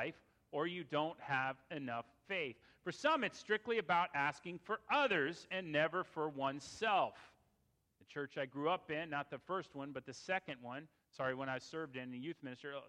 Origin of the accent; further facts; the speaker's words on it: Fairfax County, Virginia, United States; It was in Fairfax County, and I grew up in that church